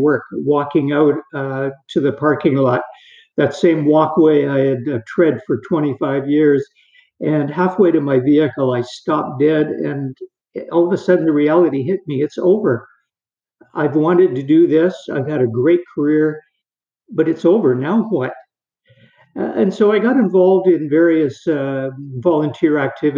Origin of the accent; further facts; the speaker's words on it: Perth, Ontario, Canada; I was born in Perth, which is a small town in eastern Ontario